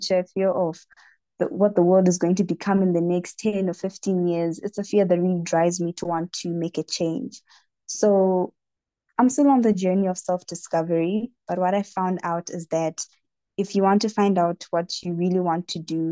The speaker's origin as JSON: {"language": "English", "region": "Harare", "country": "Zimbabwe", "said": "I am from Harare in the country of Zimbabwe"}